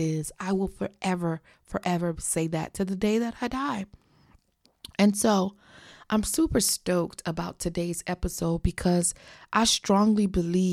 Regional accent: South Florida, United States; She was born and raised in South Florida, I was too

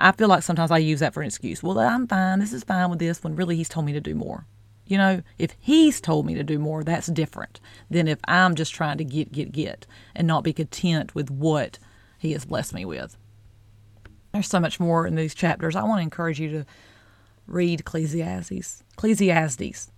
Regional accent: the South, United States; I'm from the South

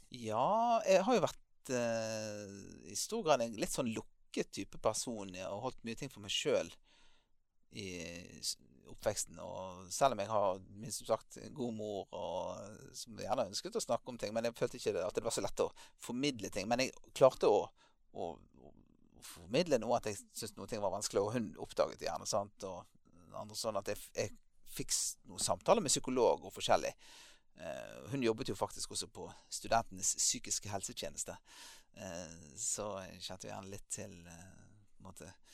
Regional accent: Bergen, Vestland, Norway; moved away as an adult; also born or lived in Tromsø, Norway; now in Lyngdal, Norway; jeg ble født eh, i Bergen og eh, vokste opp der for det meste

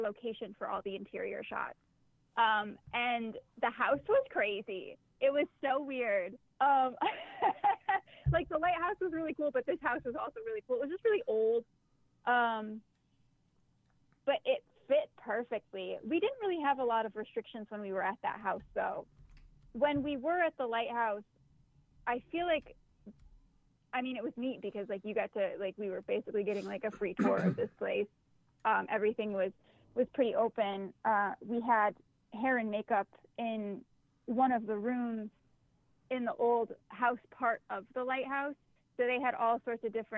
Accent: Boston, New York, United States; moved away; I grew up out near Buffalo. I grew up in a very small town called Boston, New York

